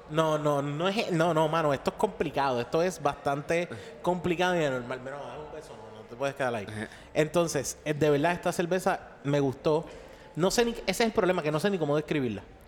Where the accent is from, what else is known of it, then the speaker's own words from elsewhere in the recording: Caguas, Puerto Rico; yo me crié en Caguas, en Caguas